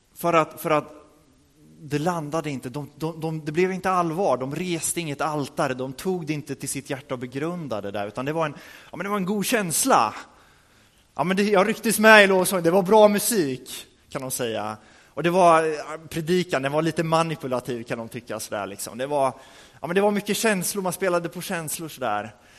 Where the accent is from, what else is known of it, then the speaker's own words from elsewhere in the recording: Örebro, Örebro County, Sweden; moved away; vi hade en alfakurs i Örebro där vi kommer ifrån